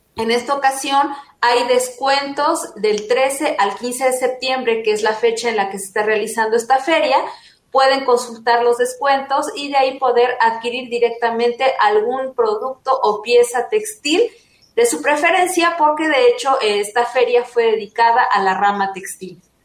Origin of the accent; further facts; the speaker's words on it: Mexico; nos representa como cultura mexicana